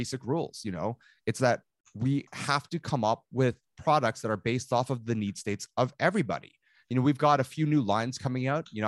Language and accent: English; Toronto, Ontario, Canada; I grew up in Toronto